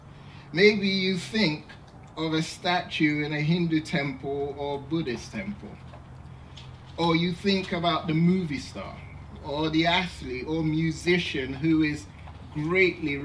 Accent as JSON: {"language": "English", "region": "England", "country": "United Kingdom", "tie": "born or raised there", "said": "when I was young, growing up in England"}